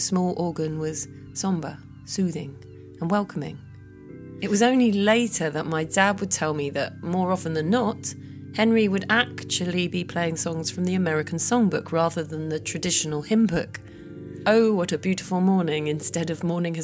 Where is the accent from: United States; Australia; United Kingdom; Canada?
United Kingdom; Sidestrand, East of England; moved away as an adult; also born or lived in London; I grew up in North Norfolk, which is where I started my musical training.